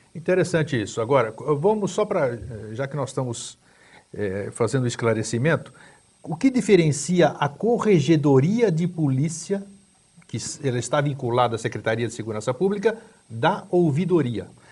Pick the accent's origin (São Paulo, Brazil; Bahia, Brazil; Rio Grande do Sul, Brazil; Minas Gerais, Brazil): São Paulo, Brazil; now in Santa Catarina, Brazil; eu morei em São Paulo, cresci em São Paulo, vim para cá em 88